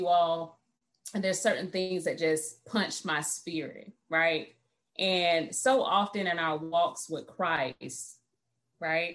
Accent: Florida, United States; moved away as an adult; I'm from Florida

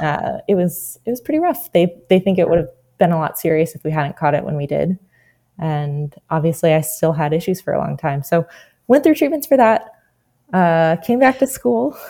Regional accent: New Jersey, United States; I'm originally from New Jersey.

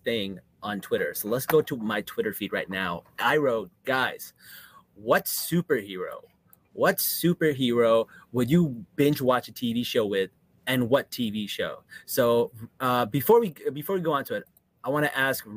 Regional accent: New Jersey, United States; I'm from Jersey.

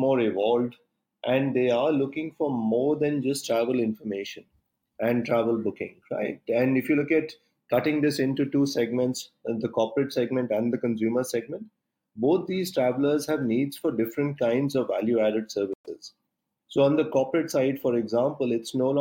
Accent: India

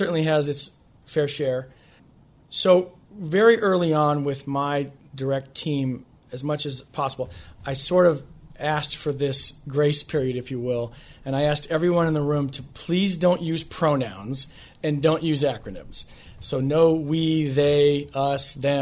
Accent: Midwest, United States; moved away as an adult; now in Washington, D.C., United States; I come from the Midwest, and I'm in flyover country

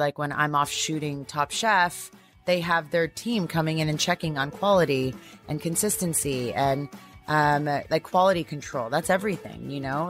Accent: Toronto, Ontario, Canada; now in United States; I'm from Toronto

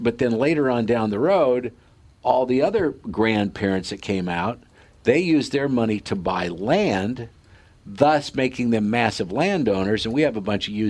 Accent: Sidney, Nebraska, United States; born or raised there; moved away

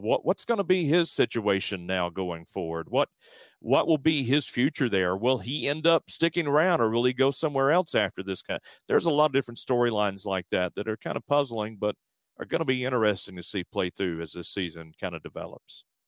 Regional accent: Alabama, United States; also born or lived in San Antonio; now in Houston, United States; back in my home state of Alabama

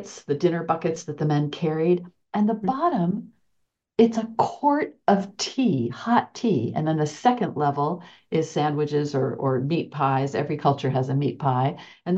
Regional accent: Oklahoma, United States; I grew up in Oklahoma, and my parents grew up in Erie.

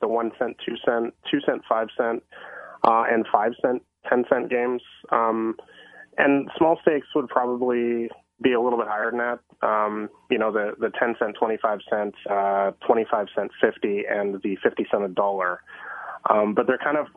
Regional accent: Vancouver, British Columbia, Canada; moved away as an adult; now in Thailand; I am born and raised in the Vancouver area, and I'm in Vancouver right now.

